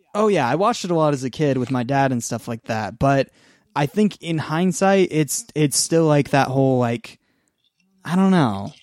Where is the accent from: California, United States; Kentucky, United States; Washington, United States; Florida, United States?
Washington, United States; two-hour drive outside Seattle; moved away; the town that I'm in, my hometown where I'm staying right now